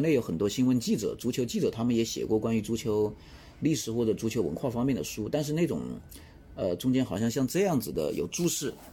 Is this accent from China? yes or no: yes; China; 尤其是对于我们中国人来说